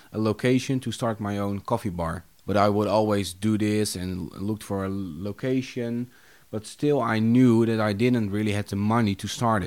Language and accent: English; Haarlem, North Holland, Netherlands; also born or lived in Vogelenzang; I was born in Haarlem.